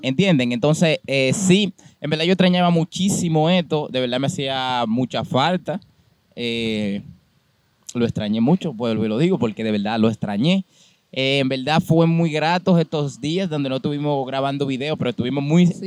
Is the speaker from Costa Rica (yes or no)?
no; San Juan de la Maguana, San Juan, Dominican Republic; nosotros somos de San Juan